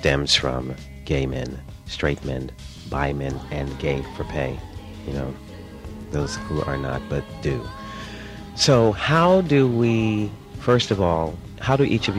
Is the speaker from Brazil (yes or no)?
no; New York, United States; I'm from New York, you know, we're out here on the West Coast